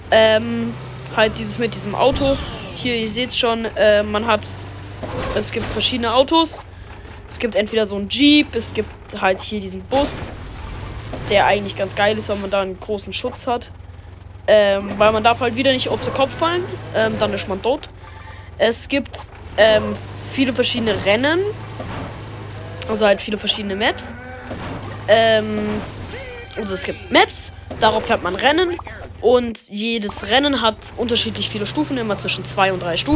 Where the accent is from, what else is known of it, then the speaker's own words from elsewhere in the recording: Germany; Und ihr seht schon, ich komme aus Deutschland, ja.